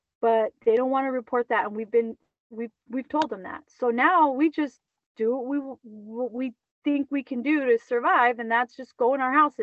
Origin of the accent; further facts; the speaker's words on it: California, United States; I'm from California